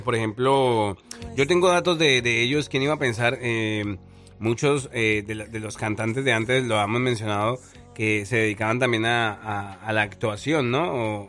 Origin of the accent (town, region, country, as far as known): Colombia; moved away